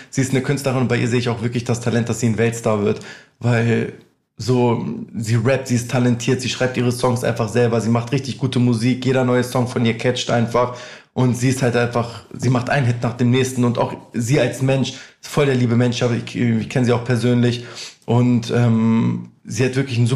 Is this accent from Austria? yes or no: no; Albania; Achso, ich komme aus Albanien.